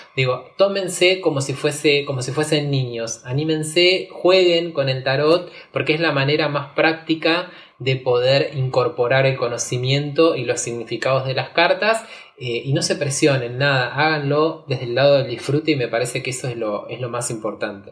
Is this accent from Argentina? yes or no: yes; Argentina; soy músico, soy argentino